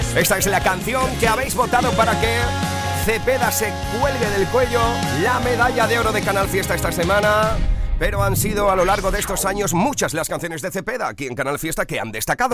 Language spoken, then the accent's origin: Spanish; San Bartolomé de la Torre, Andalusia, Spain; en San Bartolomé de la Torre, en mi tierra, en Huelva.